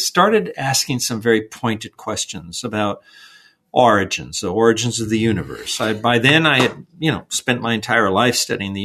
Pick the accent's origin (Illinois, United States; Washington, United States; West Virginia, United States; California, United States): California, United States; Los Angeles; a little kid from East